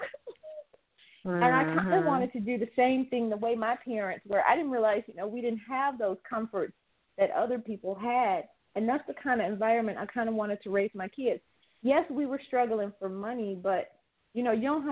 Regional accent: Detroit, Michigan, United States; I'm from Detroit

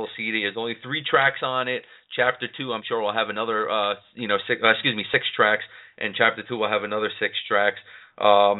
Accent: New York City, New York, United States; I am from the New York City area.

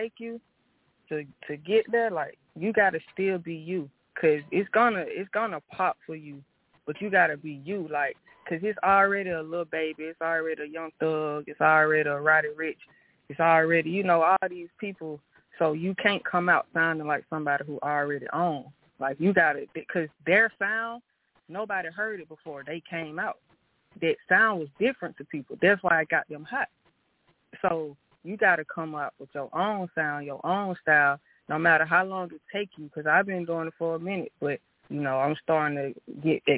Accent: Atlanta, Georgia, United States; born in Atlanta and being raised in Atlanta, how I loved it growing up here

